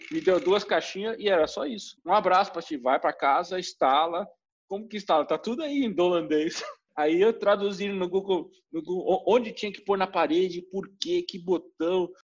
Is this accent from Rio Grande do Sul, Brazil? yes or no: no; São Paulo, Brazil; now in Veldhoven, Netherlands; a Veldhoven tem 44 mil habitantes, a Eindhoven tem 223 mil, São Paulo, de onde eu vim, tem 12 milhões.